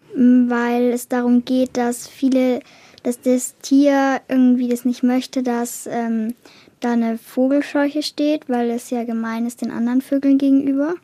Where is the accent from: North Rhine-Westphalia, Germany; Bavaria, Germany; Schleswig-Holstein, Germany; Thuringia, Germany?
Bavaria, Germany; Holzkirchen; ich bin zehn Jahre alt und komme aus Holzkirchen